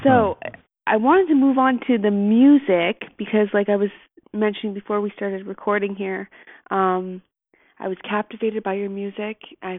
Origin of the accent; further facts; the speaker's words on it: Niagara Falls, Ontario, Canada; moved away as an adult; also born or lived in Toronto; now in Fraser Valley, Canada; I'm actually from the Ontario, like Niagara Falls, and then the Toronto area, and I moved here in 2014.